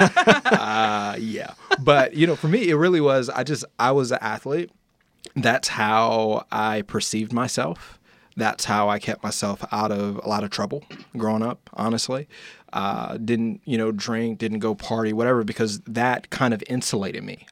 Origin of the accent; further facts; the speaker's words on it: Indiana, United States; I'm from Indiana